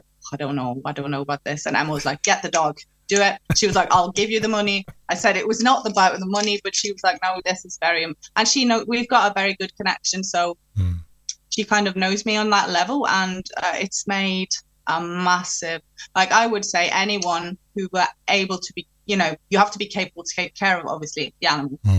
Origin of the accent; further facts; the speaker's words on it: Norway; moved away; I'm from Norway. So when I'm in Norway, I talk to her in Norwegian. But when I'm here, mainly I'm around English people